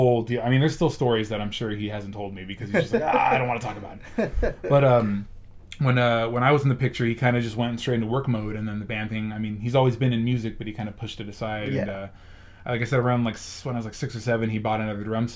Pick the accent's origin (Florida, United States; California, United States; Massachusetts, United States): California, United States; Tracy; I was actually already in Tracy, because I was living in Southern California at the time. And then we moved over here when I was, like, in fourth grade.